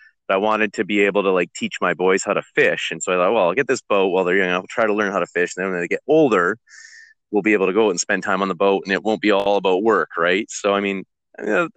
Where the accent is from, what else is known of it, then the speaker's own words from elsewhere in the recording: Comox Valley, British Columbia, Canada; I grew up in the Comox Valley